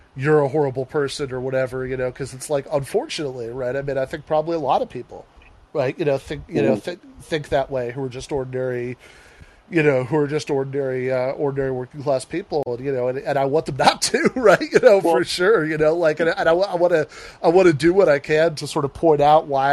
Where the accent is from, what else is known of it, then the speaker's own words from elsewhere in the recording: Midwest, United States; I'm a Midwesterner